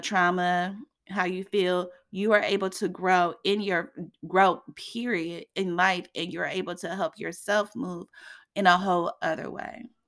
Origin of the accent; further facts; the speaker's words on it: Indiana, United States; here in Indiana, in my hometown